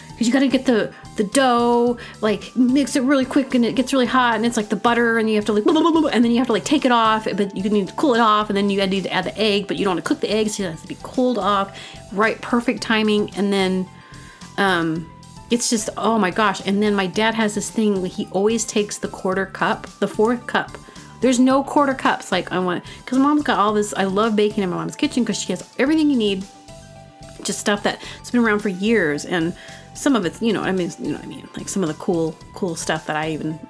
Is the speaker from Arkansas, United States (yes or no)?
yes; Booneville, Arkansas, United States; I'm from Boonville, Arkansas